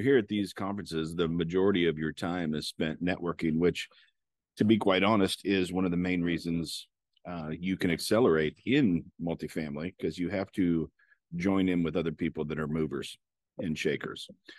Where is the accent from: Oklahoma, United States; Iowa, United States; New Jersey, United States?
Iowa, United States; Robbins; I'm from Robbins, Iowa.